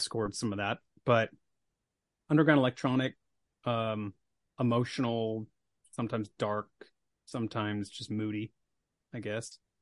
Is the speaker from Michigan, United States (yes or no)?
no; Billings, Montana, United States; I grew up in Billings, Montana